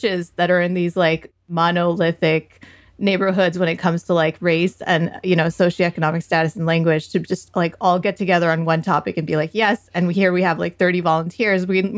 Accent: United States; I feel uncomfortable when I go to a Pakistani masjid, and I'm Pakistani American.

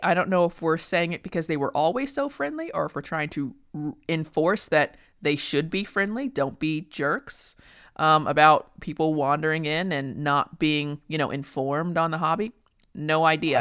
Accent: United States; as an American

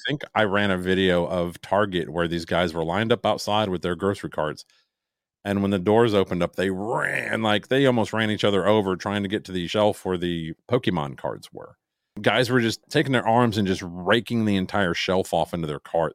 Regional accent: Chicago, Illinois, United States; I'm from the Chicago area

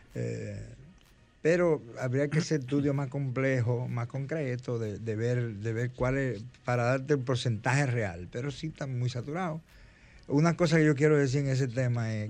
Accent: San Cristóbal, Dominican Republic; yo soy de San Cristóbal

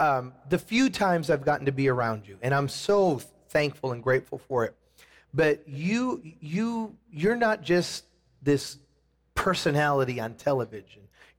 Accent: Chicago, Illinois, United States; I was born in Chicago, outside of Chicago.

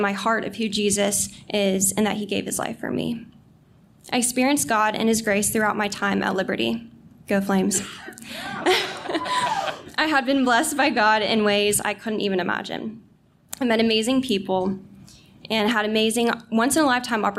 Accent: North Carolina, United States; now in Virginia, United States; I'm actually originally from North Carolina, but I'm glad to be a Virginia now.

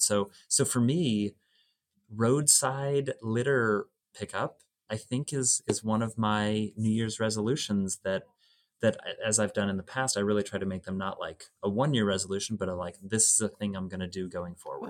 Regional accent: Oregon, United States; moved away; I grew up in Oregon

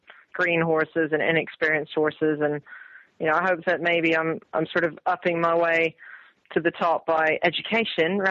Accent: California, United States; now in England; growing up in California

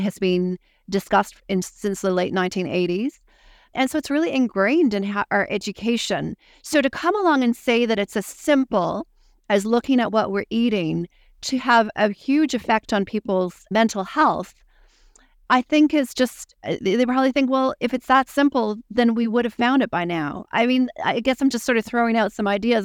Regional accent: Canada; moved away as an adult; now in New Zealand; I'm Canadian.

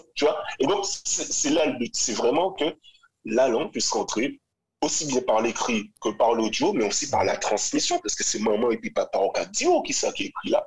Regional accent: Grand-Camp, Guadeloupe; moved away as an adult; also born or lived in France / Martinique; ma mère martiniquaise, euh, mon père est guadeloupéen, j'ai grandi à Grand Camp.

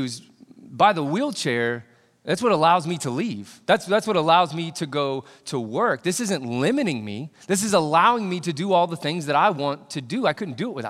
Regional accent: Indiana, United States; I grew up in Indiana

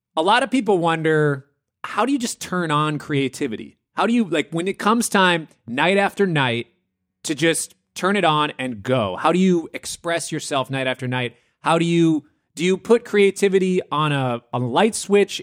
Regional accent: Minneapolis, Minnesota, United States; moved away; I come from Minneapolis

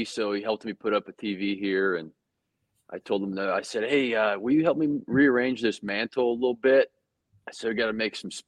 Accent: Littleton, Colorado, United States; moved away as an adult; also born or lived in Kentucky; from Littleton, Colorado

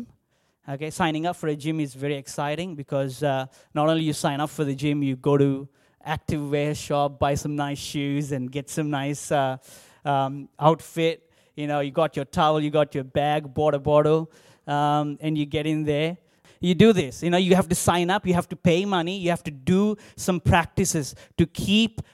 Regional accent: India; English is a second language; moved away as an adult; now in Australia; growing up in India

